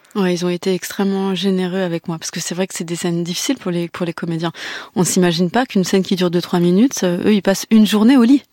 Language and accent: French; Breton, Brittany, France; il y a un truc chez les Bretons où on n'exprime euh, pas tout de suite nos sentiments